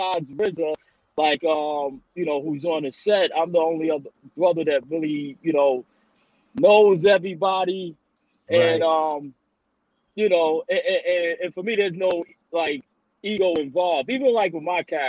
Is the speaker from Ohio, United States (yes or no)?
no; New York City, New York, United States; I'm from Queens